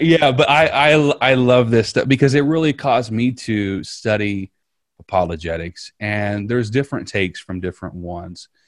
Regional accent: Southern Indiana, United States; moved away as an adult; now in Riverview; I grew up in Southern Indiana

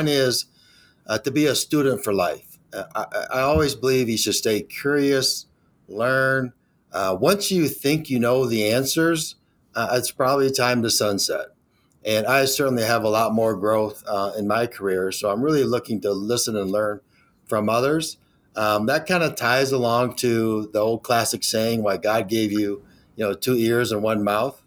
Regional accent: Detroit, Michigan, United States; born and raised in Michigan

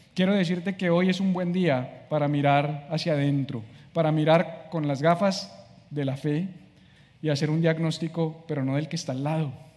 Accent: Colombia; moved away as an adult; now in Miami, United States; soy colombiano, vivo en Miami hace siete meses

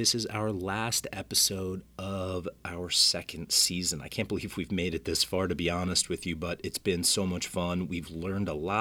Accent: New Jersey, United States; my home state of New Jersey

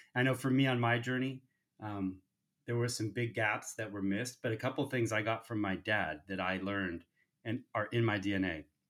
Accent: United States; raised in the United States

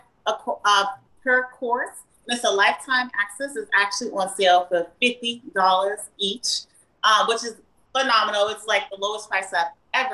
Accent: Boston, Massachusetts, United States; now in Atlanta, United States; I'm from Boston

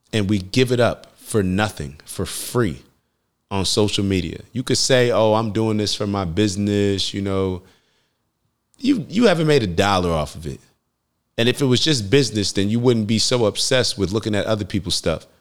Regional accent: United States; I'm a black man growing up in America

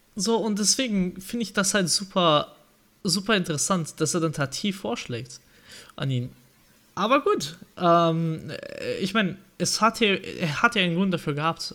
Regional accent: Marburg, Hesse, Germany; Und ich komme ja aus dem Marburg.

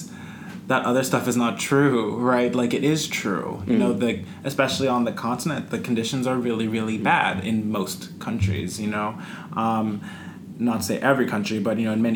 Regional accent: United States; growing up with white people, growing up in America

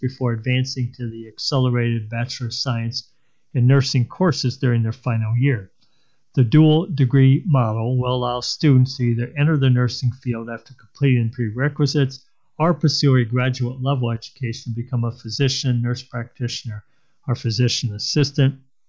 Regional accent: Rockford, Illinois, United States; also born or lived in Waterloo; now in Des Moines, United States; I love Des Moines. I'm not from here. I'm from Rockford, Illinois originally. Then I was in Waterloo for most of my adulthood and then moved to Des Moines about 8 years ago.

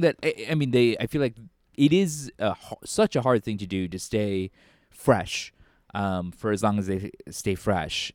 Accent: United States; growing up in America

